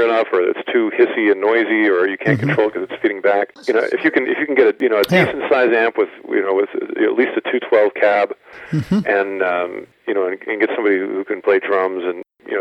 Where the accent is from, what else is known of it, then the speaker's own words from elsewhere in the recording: Pennsylvania, United States; Where I grew up in Pennsylvania, you didn't have garage bands, you had basement bands